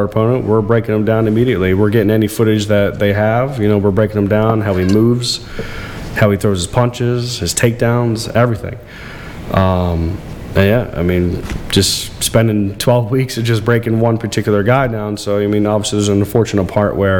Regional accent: Florida, United States; also born or lived in Bucks County, Pennsylvania; I lived in a trailer in Florida. I was born in Lower Bucks Hospital, but my grandma lived in Florida, so I moved down there with my mom and my brother

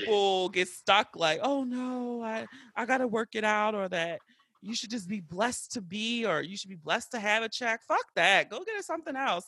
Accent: Baltimore, Maryland, United States; I grew up in West Baltimore, like, right at North and Pulaski

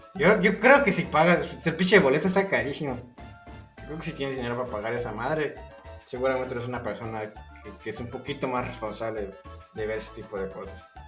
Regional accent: Mexico; yo como mexicano

